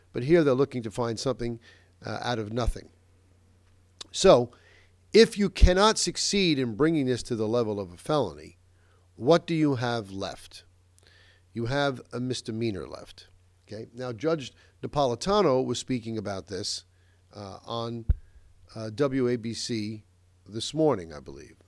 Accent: Westchester, New York, United States; my hometown here in Nova Westchester

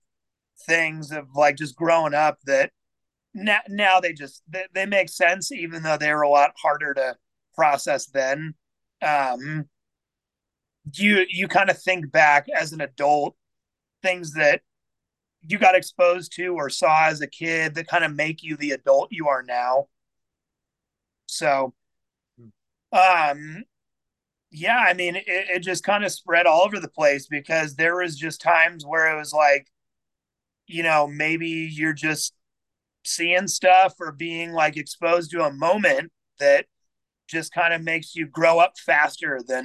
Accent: Overland Park, Kansas, United States; So I grew up in Overland Park, Kansas.

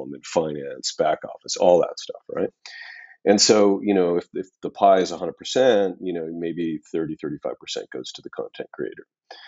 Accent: Saskatchewan, Canada; I'm from Saskatchewan

